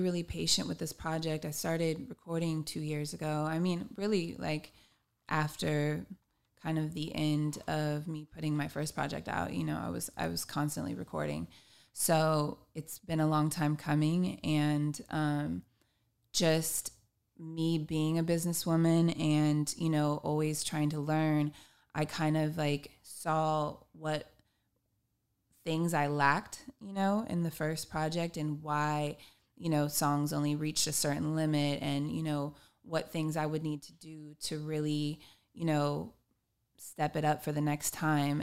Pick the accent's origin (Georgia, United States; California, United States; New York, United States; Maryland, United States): California, United States; Long Beach; I am a musician from Long Beach, California